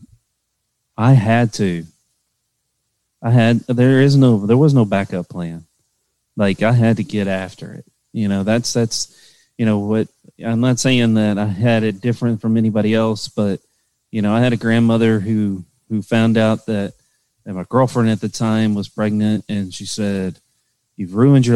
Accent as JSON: {"language": "English", "region": "Kentucky", "country": "United States", "tie": "born or raised there", "moved": "yes", "lives_now": "Austin, United States", "said": "I grew up in Kentucky"}